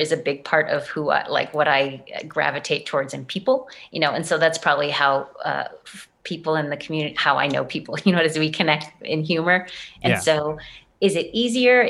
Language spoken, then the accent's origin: English; Boston, Massachusetts, United States; moved away; I'm from Boston